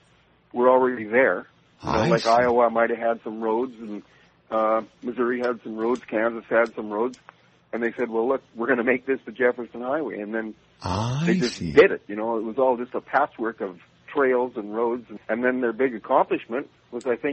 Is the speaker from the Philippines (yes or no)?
no; Canada; moved away as an adult; now in New Orleans, United States; I'm a Canadian, and I immigrated to New Orleans with my wife and family, my wife being from here, about 11 years ago